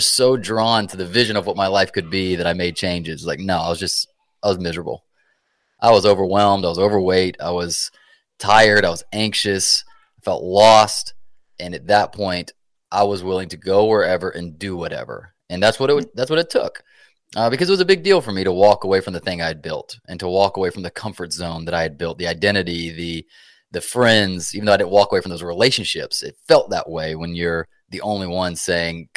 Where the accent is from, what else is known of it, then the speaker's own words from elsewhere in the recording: Atlanta, Georgia, United States; also born or lived in South Carolina; I'm from Atlanta, Georgia